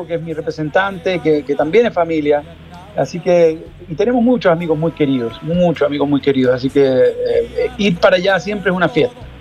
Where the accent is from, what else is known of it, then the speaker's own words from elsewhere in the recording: Chile; la realidad de mi país que me preocupa, que me, que, de la cual me siento, por supuesto, muy vinculado, porque es mi tierra